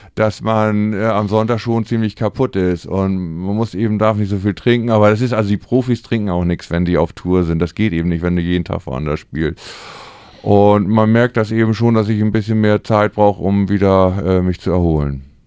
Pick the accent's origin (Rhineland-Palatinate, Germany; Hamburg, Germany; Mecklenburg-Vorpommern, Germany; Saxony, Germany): Hamburg, Germany; also born or lived in St. Pauli, Hamburg; Harburg ist eben unsere Heimat, da sind wir aufgewachsen